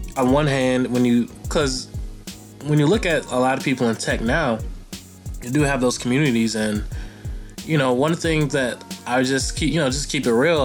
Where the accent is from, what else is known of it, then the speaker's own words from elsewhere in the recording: United States; as an American